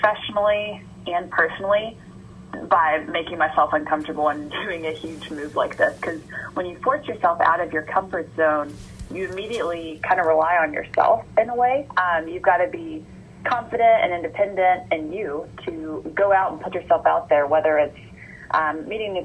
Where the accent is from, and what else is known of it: Georgia, United States; born or raised there; moved away as an adult; now in College Station, United States